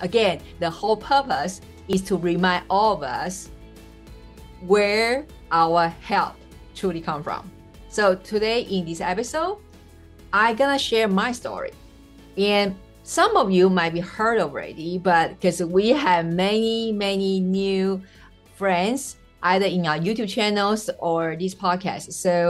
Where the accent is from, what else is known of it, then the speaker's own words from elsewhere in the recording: Taiwan; first language Mandarin; English is a second language; also born or lived in Jamaica; now in United States; well, I am originally from Taiwan, so my mother tongue is Mandarin. But after relocating over 3 continents and 3 states in USA plus Jamaica, you can pretty much just figure out all my messed up accent, right?